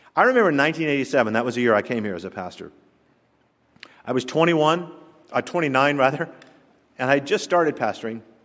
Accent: the South, Southern United States, United States; accent: Southern; my Southern accent

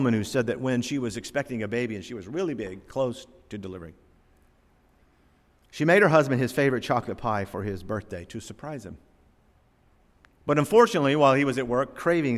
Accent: Norfolk, Virginia, United States; I was born down here in Norfolk, Virginia in 1958.

